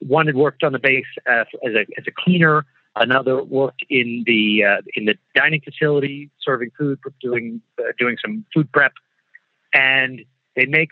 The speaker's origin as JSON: {"language": "English", "country": "United States", "said": "as an American"}